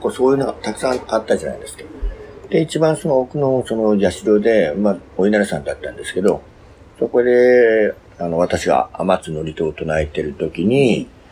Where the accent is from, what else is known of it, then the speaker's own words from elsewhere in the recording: Fukuoka, Japan; 福岡はあの私 の地元ですね